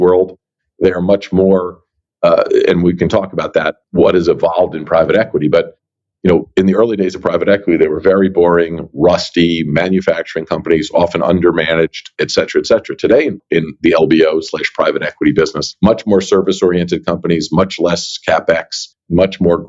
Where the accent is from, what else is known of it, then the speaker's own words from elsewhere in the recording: New York area, United States; I grew up in the New York area.